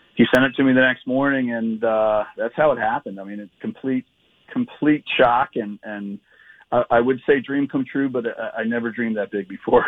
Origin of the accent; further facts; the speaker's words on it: Edgewood, Maryland, United States; moved away; my hometown of Edgewood, Maryland